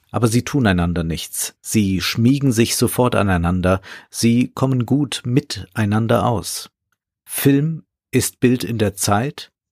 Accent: Vienna, Austria; Ich bin in Wien im achten Bezirk aufgewachsen und oft ins Kino gegangen.

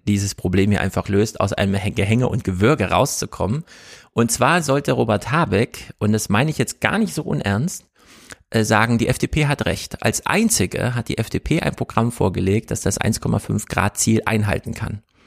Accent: East Germany, Germany; Ich bin ja Ossi

